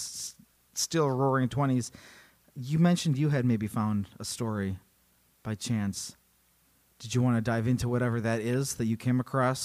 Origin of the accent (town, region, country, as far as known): Illinois, United States